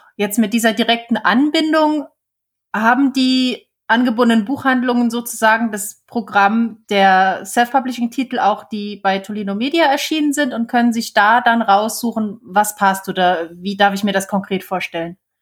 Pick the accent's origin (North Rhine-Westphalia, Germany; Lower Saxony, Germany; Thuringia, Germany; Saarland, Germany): Saarland, Germany; hier bei uns im Saarland gibt's Radio Salü.